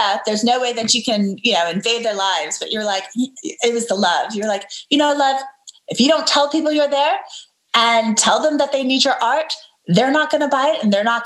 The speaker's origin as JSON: {"language": "English", "town": "Dallas", "region": "Texas", "country": "United States", "tie": "born or raised there", "also_born_or_lived": "Murano, Italy / Seville, Spain / Washington, D.C. / North Carolina", "lives_now": "Dallas, United States", "said": "I grew up in the South, in the States, right? I grew up in Texas"}